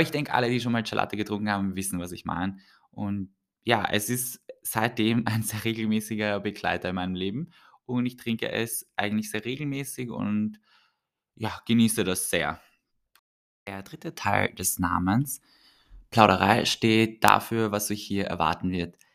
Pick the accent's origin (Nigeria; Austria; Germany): Austria; Vienna; Ich bin in Wien aufgewachsen und geboren. Äh, auf, geboren und aufgewachsen.